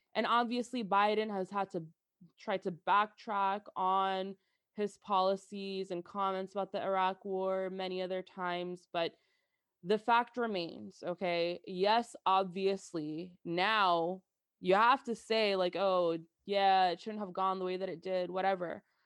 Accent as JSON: {"language": "English", "region": "New Jersey", "country": "United States", "tie": "born or raised there", "said": "growing up as an American girl that was born and raised in Jersey"}